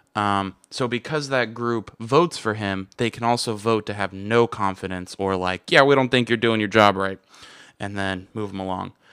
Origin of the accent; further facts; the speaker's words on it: United States; I'm American